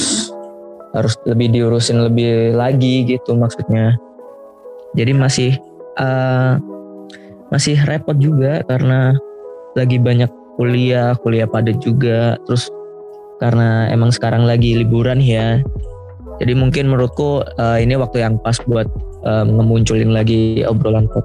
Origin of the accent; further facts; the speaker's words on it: Surabaya, East Java, Indonesia; dari Antropologi Angkatan 2019. Aku dari Surabaya.